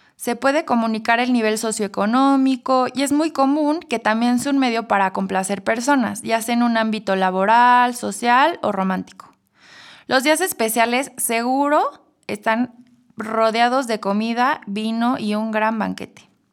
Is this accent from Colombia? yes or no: no; Mexico; Como buenos mexicanos